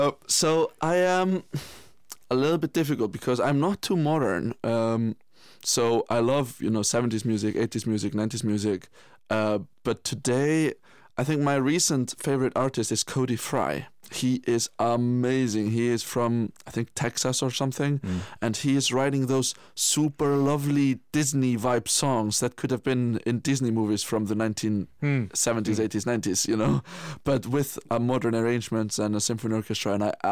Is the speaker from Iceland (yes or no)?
yes; Iceland; Yes, I absolutely am. But it's a little bit interesting because, you know, when I came home from Guildford in beginning of June